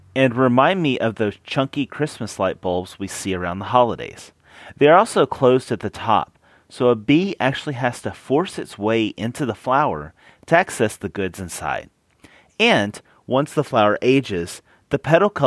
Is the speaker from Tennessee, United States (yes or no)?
yes; Tennessee, United States; accent: Tennessee; now in Texas, United States; my Tennessee accent